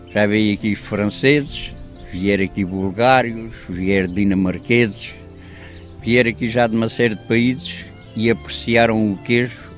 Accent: Sesimbra, Setúbal, Portugal; sou da Azóia, há pessoas que dizem-me logo assim, então você é da terra do vento.

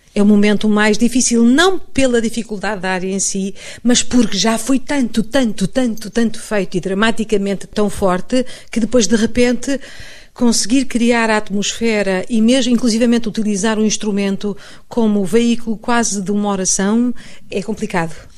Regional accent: Portugal; moved away as an adult; now in Madrid, Spain; sou portuguesa

